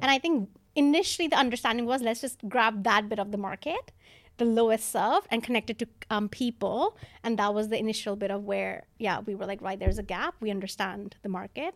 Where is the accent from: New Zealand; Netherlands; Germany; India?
India; also born or lived in New York; now in London, United Kingdom; I'm from India